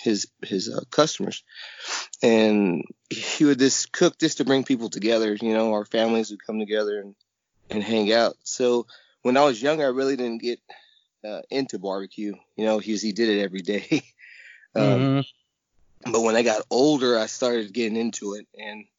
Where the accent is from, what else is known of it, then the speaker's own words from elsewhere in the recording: San Marcos, Texas, United States; I was born and raised in San Marcos, Texas